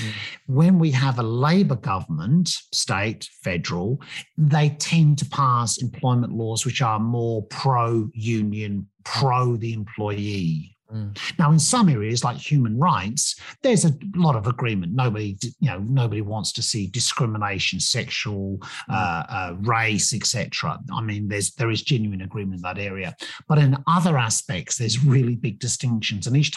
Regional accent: England, United Kingdom; moved away; you probably may have picked up from the accent that I grew up in England

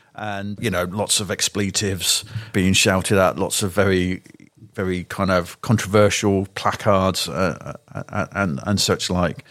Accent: the Shires, England, United Kingdom; moved away as an adult; now in London, United Kingdom; I'm from the Shires

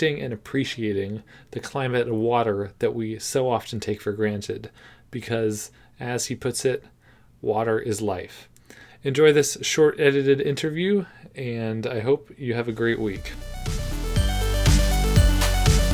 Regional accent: Davis, California, United States; I'm from Davis, which has the Bicycling Hall of Fame, so I've always had lots of neighbors who enjoy working on bikes

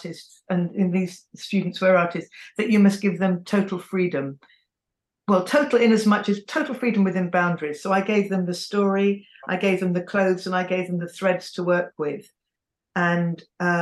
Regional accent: England, United Kingdom; I'm also English, because that's all I've known

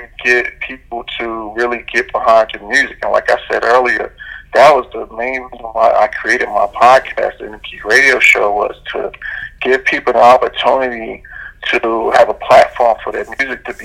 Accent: New York, United States; growing up in New York

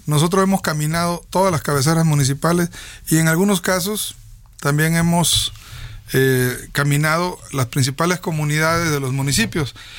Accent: Tierra Blanca, Veracruz, Mexico; yo soy de la cuenca del Papaloapan, nací en Tierra Blanca

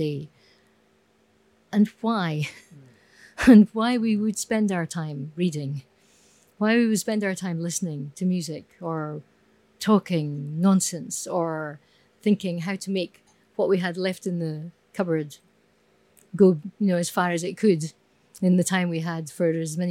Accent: Scotland, United Kingdom; Being Scottish

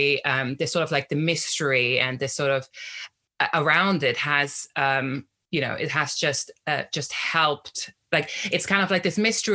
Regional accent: Austria; moved away; I grew up in Austria

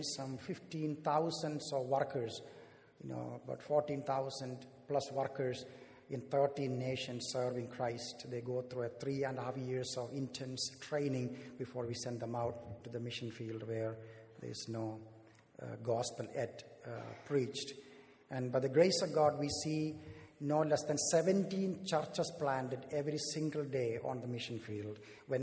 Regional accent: South India, India; moved away; I am from the southern part of India, born and raised there

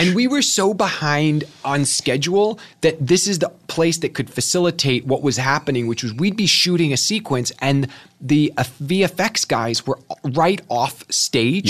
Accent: Kansas City, United States; also born or lived in Chicago; now in Los Angeles, United States; I grew up in Kansas City

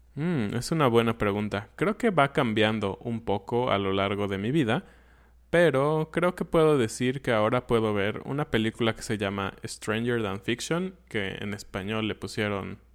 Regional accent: Mexico; yo lo pienso como mexicano

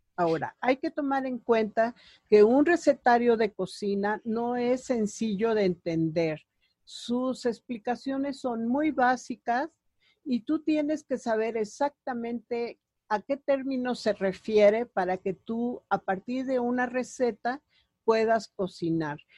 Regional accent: Puebla, Mexico; mujer poblana que viene de una familia

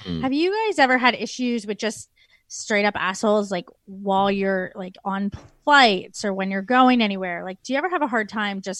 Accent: Canada; moved away as an adult; now in Melbourne, Australia; I moved to Australia from Canada in October 2017.

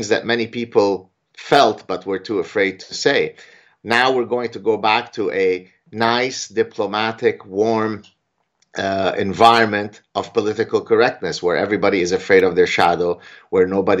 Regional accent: Canada; I'm Canadian

